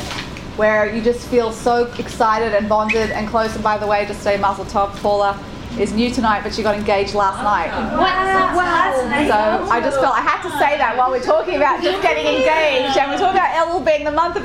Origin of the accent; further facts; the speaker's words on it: Australia; I'm Australian.